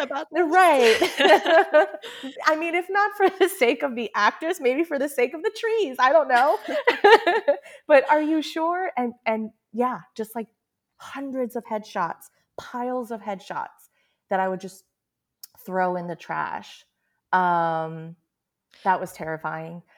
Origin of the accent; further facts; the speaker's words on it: United States; I grew up in America and I learned English